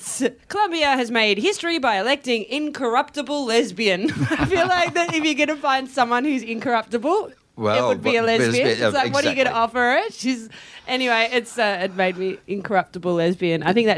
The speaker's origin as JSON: {"language": "English", "town": "Sydney", "region": "New South Wales", "country": "Australia", "said": "I'm from Sydney, so I have just like a different dialect than you"}